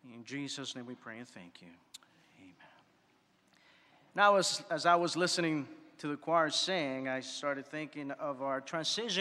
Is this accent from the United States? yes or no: yes; New York City, New York, United States; moved away; growing up in New York City